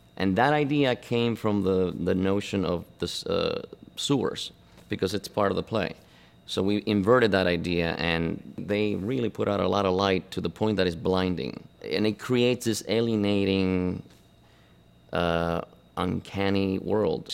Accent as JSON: {"language": "English", "region": "Buenos Aires", "country": "Argentina", "tie": "born or raised there", "also_born_or_lived": "Cuba", "moved": "yes", "said": "I was born in Cuba, but I grew up in, uh, in Argentina, in Buenos Aires"}